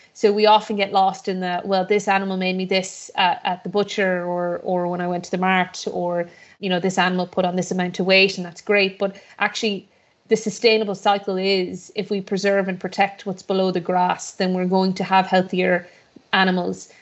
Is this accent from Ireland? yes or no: yes; Shrule, Connacht, Ireland; also born or lived in Boston, Massachusetts, United States; I was born in Boston, Massachusetts, on the east coast of America. And then, uh, I was born to Irish parents who always, uh, pictured and wanted their children to grow up in, uh, rural Ireland like they did. Um, and for me, when I was seven, my parents, uh, shipped us and moved us, uh, home. uh, to a small little village called Shrewl, which is on the border between Mayo and Galway